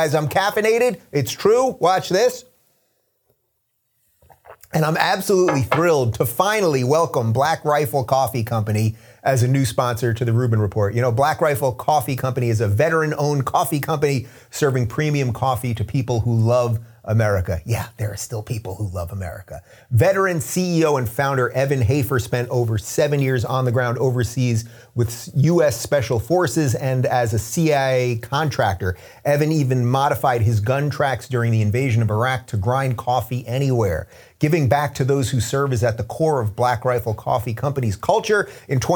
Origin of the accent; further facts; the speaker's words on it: United States; I'm an American